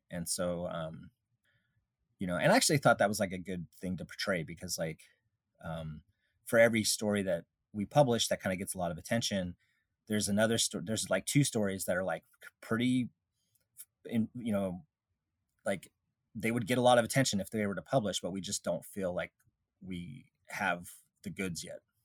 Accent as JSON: {"language": "English", "region": "Alaska", "country": "United States", "tie": "born or raised there", "said": "I grew up in Alaska"}